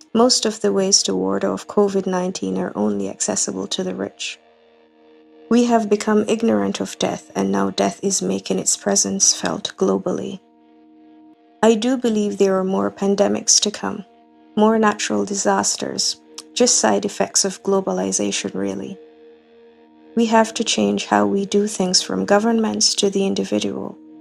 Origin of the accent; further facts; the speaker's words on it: Kingston, Jamaica; I'm from Kingston, Jamaica